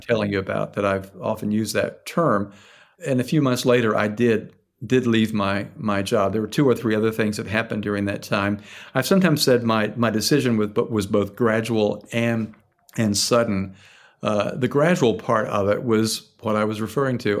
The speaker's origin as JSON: {"language": "English", "region": "Tennessee", "country": "United States", "tie": "born or raised there", "moved": "yes", "lives_now": "Philadelphia, United States", "said": "where I grew up in Tennessee"}